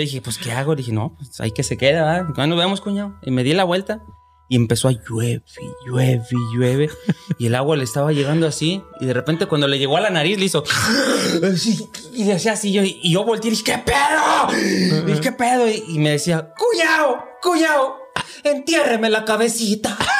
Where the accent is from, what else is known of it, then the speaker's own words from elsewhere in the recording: Lagos de Moreno, Jalisco, Mexico; moved away; en la casa, en, Lagos de Moreno, de donde yo soy.